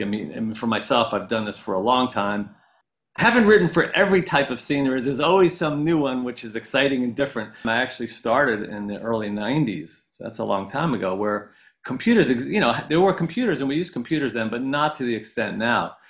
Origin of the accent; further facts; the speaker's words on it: Ellenville, New York, United States; moved away as an adult; now in Los Angeles, United States; I grew up in the Catskills up in upstate New York